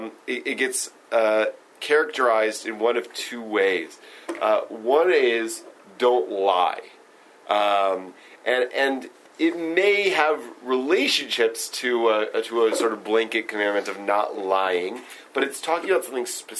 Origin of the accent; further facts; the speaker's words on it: Stone Mountain, Georgia, United States; I grew up in Stone Mountain, Georgia